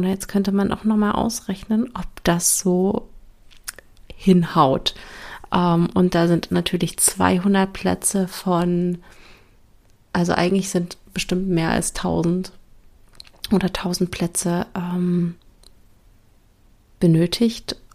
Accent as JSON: {"language": "German", "region": "Berlin", "country": "Germany", "lives_now": "Brandenburg, Germany", "said": "Ich sage zwar immer, ich wohne in Berlin, ich komme aus Berlin, weil, sind wir mal ehrlich, der Speckgürtel Berlins ist auch Berlin, auch wenn er Brandenburg heißt."}